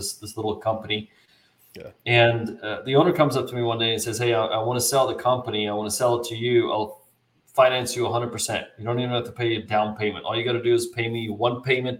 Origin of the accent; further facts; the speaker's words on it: South Africa; now in United States; I was actually born and raised in South Africa